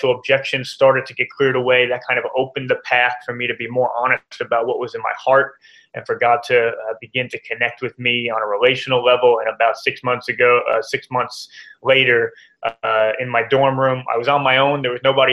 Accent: New Jersey, United States; moved away as an adult; also born or lived in Oxford, England; now in Atlanta, United States; I'm from New Jersey originally

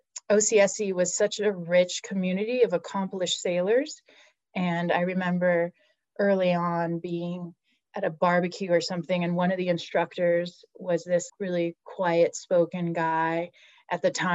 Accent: Los Angeles, California, United States; moved away as an adult; also born or lived in South Africa (family); now in Bay Area, United States; I grew up in Los Angeles, like outside of Los Angeles, and came up to the Bay Area for college

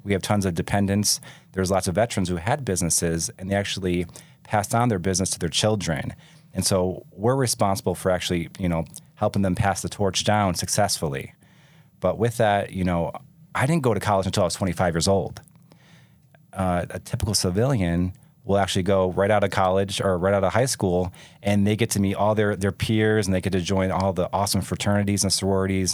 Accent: Michigan, United States; moved away as an adult; also born or lived in California; now in Utah, United States; I grew up in Michigan.

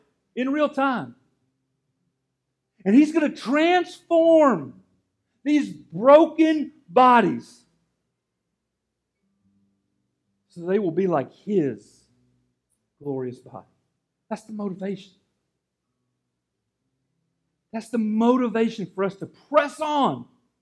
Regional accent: Gainesville, United States; moved away; that's where Amanda and I are from, that area

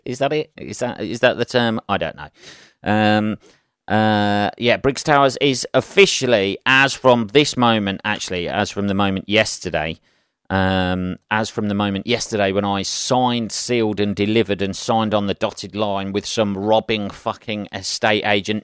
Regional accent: Northampton, East Midlands, United Kingdom; Having lived in Northampton all my life, various places in Northampton, grew up the other side of town

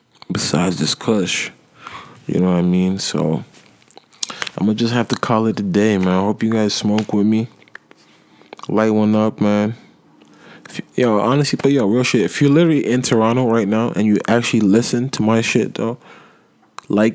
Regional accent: Nigeria; I'm African. I'm Nigerian myself

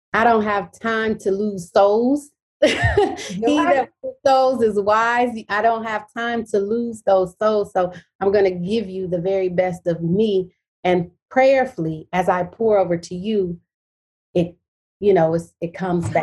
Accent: Detroit, Michigan, United States; I'm from Detroit, Michigan. That's where I'm from, born and raised.

